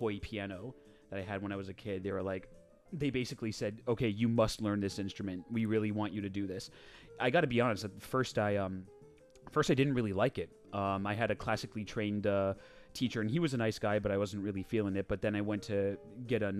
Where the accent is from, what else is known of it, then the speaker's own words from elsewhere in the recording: Westchester, New York, United States; also born or lived in Pittsburgh / Detroit; I lived basically my whole life in Westchester, New York